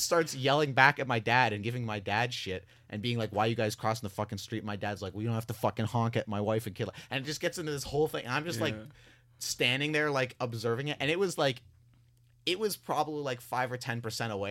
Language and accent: English; Canada; we're Canadian